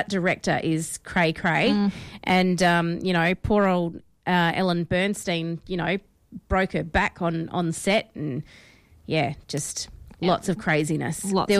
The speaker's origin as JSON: {"language": "English", "country": "Australia", "said": "It's just because we're Australian, okay?"}